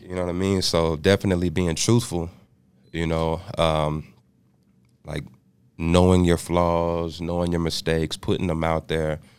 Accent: Austin, Texas, United States; moved away as an adult; also born or lived in Canyon, Texas / Dallas, Texas; Austin, Texas, capital city. Uh, grew up in Austin.

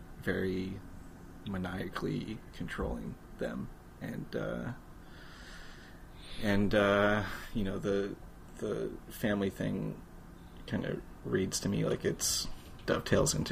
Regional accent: Canada; as a Canadian, you're used to looking at other countries

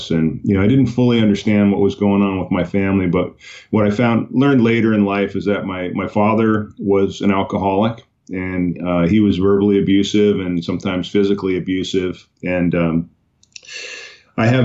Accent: Islip, New York, United States; born there; I was born in Long Island, New York, in a islip, and uh, I had a, an interesting childhood.

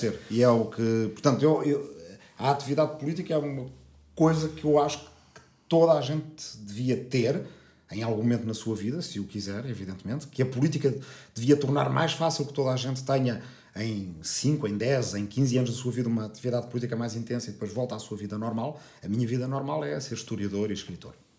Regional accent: Lisbon, Portugal; also born or lived in Arrifana, Ribatejo; eu nasci aqui, uh, em Lisboa, uh, mas família toda dessa aldeia, eh, pais, avós, bisavós, portanto, toda a gente da aldeia. Vivi no campo

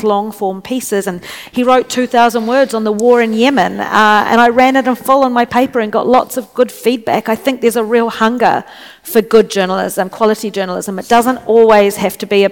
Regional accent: New Zealand; moved away; also born or lived in Washington, D.C. / China

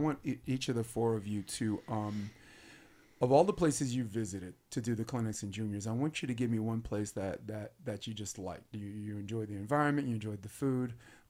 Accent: New York, United States; I'm a New Yorker

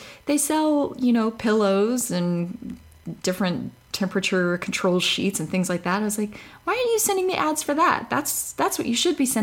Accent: Texas, United States; I'm from Texas

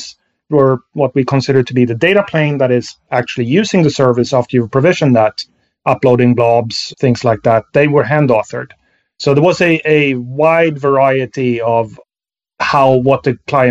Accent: Sweden; moved away; I'm from Sweden originally.

